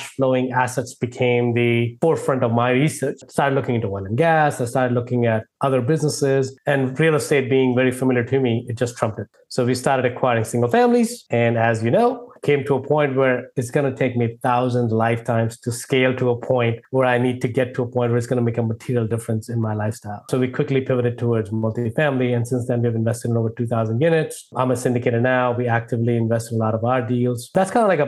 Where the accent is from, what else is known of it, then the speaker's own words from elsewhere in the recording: India; moved away as an adult; now in United States; if my accent didn't give away, or if my name didn't give away, I grew up in India. I've moved to the US in 2000